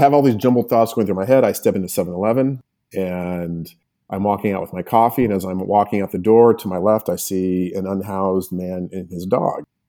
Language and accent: English; Albuquerque, New Mexico, United States; also born or lived in Los Angeles; I am a native New Mexican